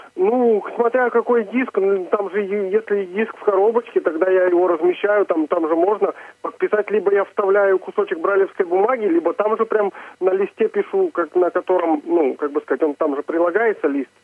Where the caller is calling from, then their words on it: Znamensk, Astrakhan Oblast, Russia; Я звоню из Астраханской области, город Знаменск